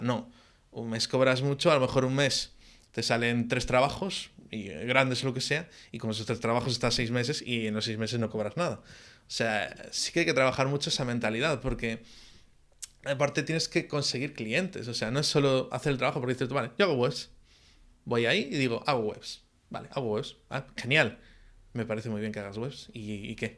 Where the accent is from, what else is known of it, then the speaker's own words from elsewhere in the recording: Galicia, Spain; soy muy gallego también